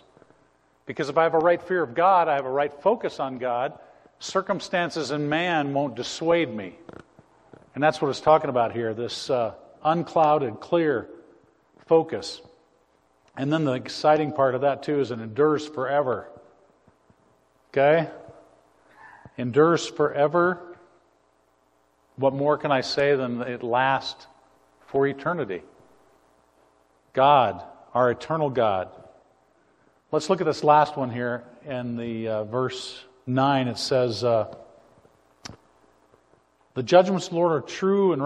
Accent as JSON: {"language": "English", "region": "Montana", "country": "United States", "tie": "born or raised there", "said": "I grew up in Montana"}